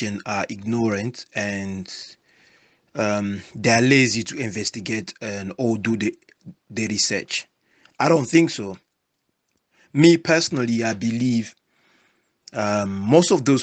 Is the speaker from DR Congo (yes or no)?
yes; DR Congo; my president from where I was born in Congo, Felix Tshisekedi